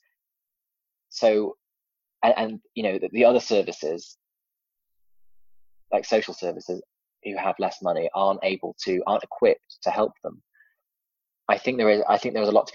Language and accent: English; Cheshire, North West England, United Kingdom; also born or lived in Warrington; now in Cardiff, United Kingdom; I grew up in a village in Cheshire, little village